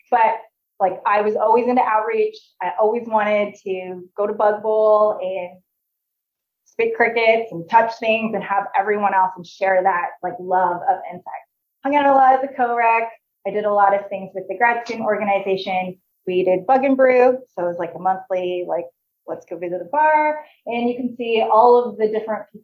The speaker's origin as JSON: {"language": "English", "country": "Canada", "also_born_or_lived": "Indiana, United States", "moved": "as an adult", "lives_now": "Nebraska, United States", "said": "I came from Canada"}